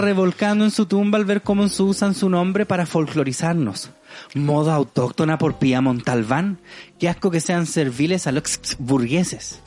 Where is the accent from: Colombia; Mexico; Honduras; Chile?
Chile; soy chileno